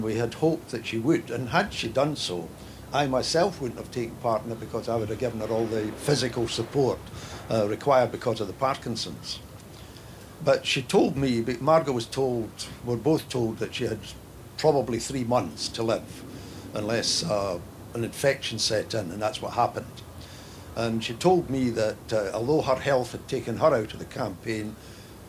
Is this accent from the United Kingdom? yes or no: yes; Scotland, United Kingdom; us finally as a Scottish people